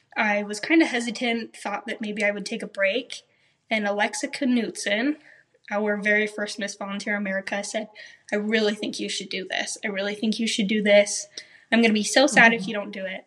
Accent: Riverton, Utah, United States; I grew up here locally in Utah, Riverton City

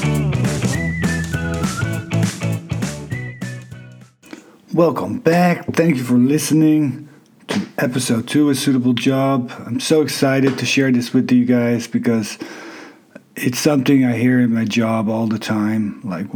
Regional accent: Netherlands; moved away as an adult; also born or lived in Canada / Thailand / China; I'm from Holland

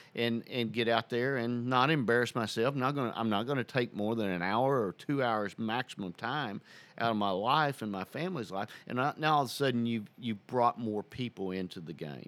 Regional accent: Southern Illinois, United States; also born or lived in Murray, Kentucky; now in Middle Tennessee, United States; I grew up in Southern Illinois

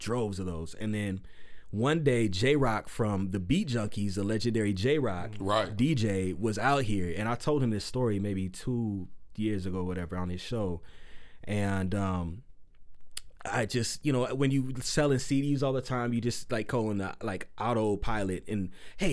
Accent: San Diego, California, United States; moved away as an adult; also born or lived in Canyon Country, California / Pomona, California; now in Phoenix, United States; I'm originally from San Diego. San Diego, I moved up to Canyon Country, and then I moved out to Phoenix

